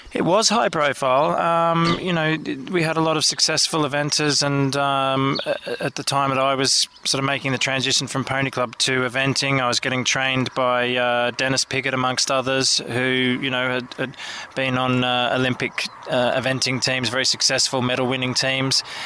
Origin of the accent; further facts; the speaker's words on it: Sydney, New South Wales, Australia; I grew up in Sydney City